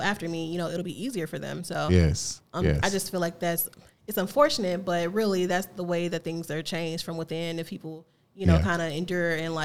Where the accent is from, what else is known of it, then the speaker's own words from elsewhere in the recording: East St. Louis, Illinois, United States; moved away as an adult; also born or lived in Missouri; I'm born and raised East St. Louis